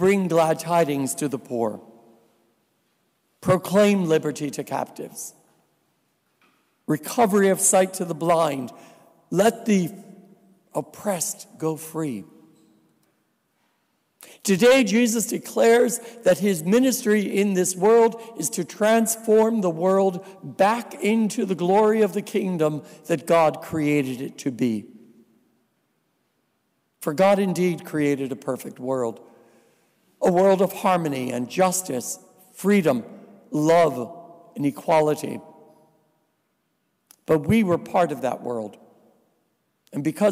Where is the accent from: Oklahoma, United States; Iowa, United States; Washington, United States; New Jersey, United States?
New Jersey, United States; also born or lived in Grenada; now in Buffalo, United States; I'm a Polish boy. And I am originally from New Jersey